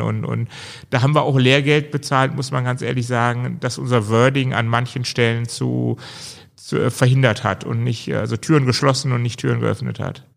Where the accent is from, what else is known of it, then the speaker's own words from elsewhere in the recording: Germany; wir hatten da so ein bisschen Narrenfreiheit als Deutsche